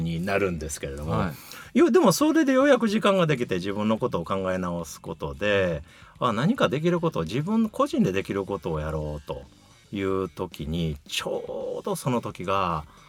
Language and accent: Japanese; Kyoto, Japan; 京都出身ですので